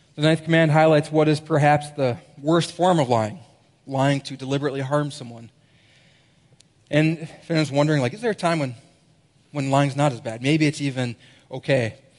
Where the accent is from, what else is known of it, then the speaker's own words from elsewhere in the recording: Minnesota, United States; moved away; I'm a Minnesotan as well, as we said up there, Minnesota.